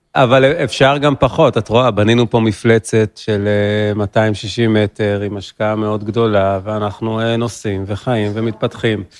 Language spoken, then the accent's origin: Hebrew; Ramat Gan, Tel Aviv District, Israel; moved away as an adult; now in Golan Heights; נולדתי ברמת גן, 37 עוד מעט, בגולן 12 שנים.